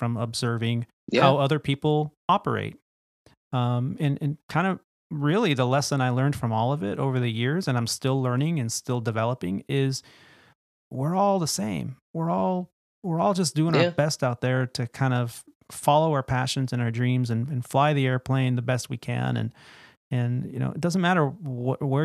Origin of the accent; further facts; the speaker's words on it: Bay Area, California, United States; I grew up in the Bay Area, and Tahoe was my backyard playground